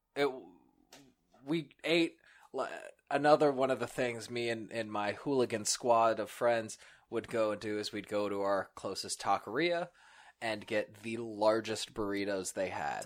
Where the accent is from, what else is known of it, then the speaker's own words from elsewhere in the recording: Antelope, California, United States; moved away; West Coast, it's, it's a pretty, uh, pretty strong Latin influence. The tri-tip, you have the good amount of agriculture and rural, uh, stuff going on just, just in Antelope too.